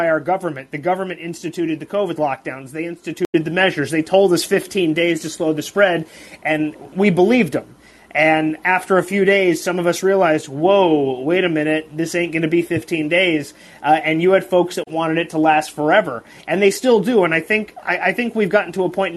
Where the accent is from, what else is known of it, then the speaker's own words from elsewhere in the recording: Los Angeles, California, United States; I grew up in Los Angeles